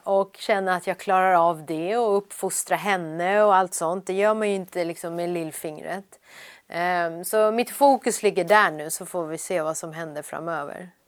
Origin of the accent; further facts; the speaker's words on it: Sweden; also born or lived in Iran; jag var ju så, så pass liten när vi kom till Sverige, så Sverige är ju mitt hemland